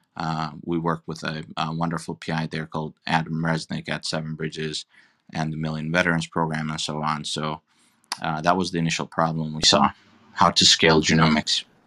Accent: Turkey; moved away; I'm an immigrant. I'm originally from Turkey

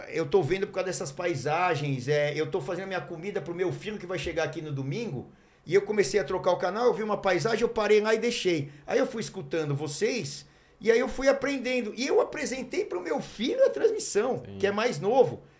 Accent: Curitiba, Paraná, Brazil; É, eu sou de Curitiba, eu vim aqui para São Paulo

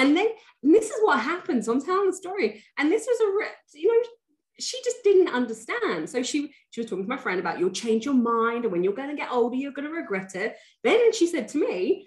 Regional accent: England, United Kingdom; I'm British, I'm English

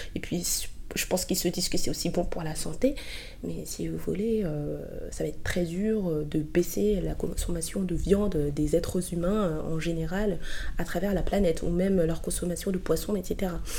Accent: Côte d’Ivoire; moved away; je suis ivoirienne

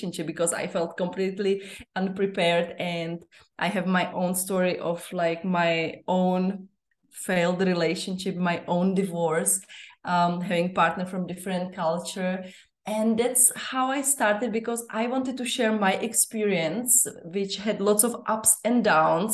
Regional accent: Czechia; moved away as an adult; now in Zambia; I live in Zambia, and it's been my 13th year in Africa. Originally, I come from the Czech Republic

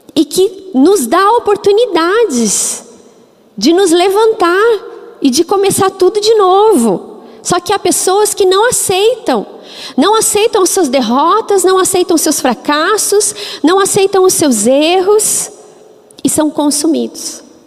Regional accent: Curitiba, Paraná, Brazil; Eu sou curitibana exatamente 40 anos. Eu nasci em Curitiba

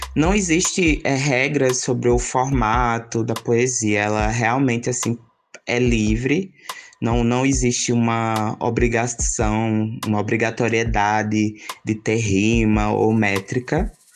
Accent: Garanhuns, Pernambuco, Brazil; also born or lived in Ibura, Recife; now in Recife, Brazil; sou natural de Garanhuns

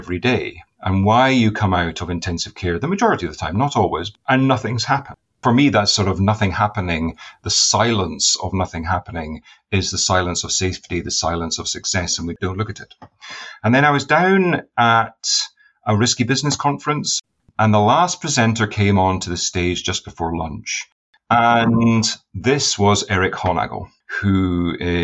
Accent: Inverness, Scotland, United Kingdom; moved away; also born or lived in Edinburgh; I was born in Edinburgh, went up to Inverness when I was 4 years old because my father got a position in anesthesiology

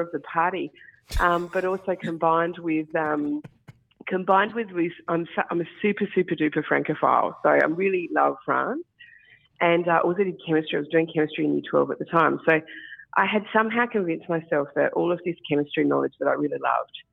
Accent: Barossa, South Australia, Australia; I'm from the Barossa originally, and don't live there now, but from the Barossa, and I did a glass washing cash job at St. Hallett when I was probably 16 years old

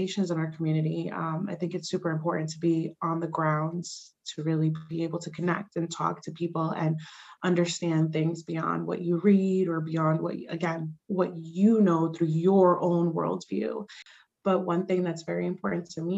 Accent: Newburgh, New York, United States; first language Spanish; English is a second language; growing up in the city of Newburgh

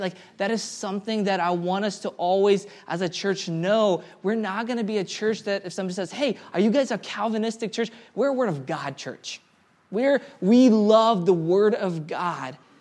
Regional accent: Karachayevsk, Karachay-Cherkessia, Russia; moved away; I was born in Karachaevsk, Russia.

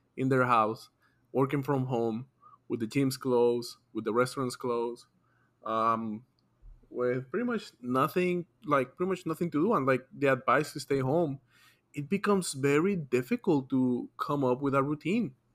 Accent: Atlanta, Georgia, United States; we're from Atlanta

